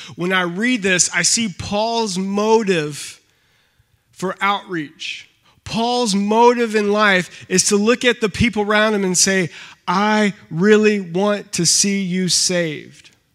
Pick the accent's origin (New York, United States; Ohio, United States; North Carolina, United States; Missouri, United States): North Carolina, United States; now in Michigan, United States; I'm from North Carolina.